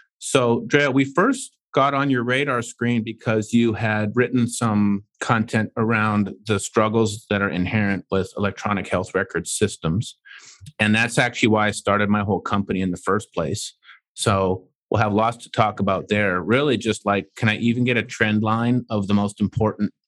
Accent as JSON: {"language": "English", "country": "Canada", "said": "I'm from Canada"}